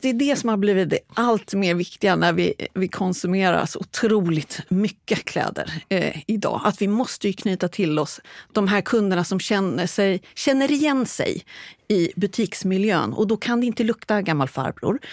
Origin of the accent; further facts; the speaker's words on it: Stockholm area, Stockholm County, Sweden; moved away as an adult; now in Västervik, Sweden; född och uppvuxen i Stockholmsområdet, men bor sedan 20 år tillbaks i vackra Västervik